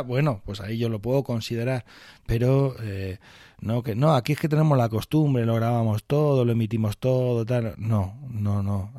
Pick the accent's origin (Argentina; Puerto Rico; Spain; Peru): Spain; Barcelona, Catalonia; now in Guadalajara, Spain; yo nací en Barcelona